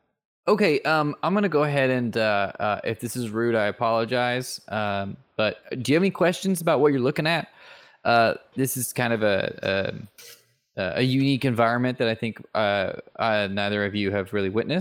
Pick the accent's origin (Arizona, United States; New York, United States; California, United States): California, United States; Silicon Valley; I grew up in Silicon Valley. So this is just, granted, when I grew up, hey, in all fairness though, when I did grow up, it was somewhat rural. We were at the edge of the suburbs.